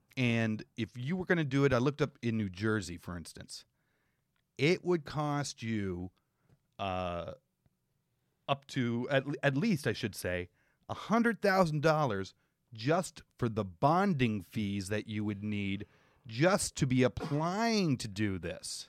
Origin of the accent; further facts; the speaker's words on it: Canada; as a Canadian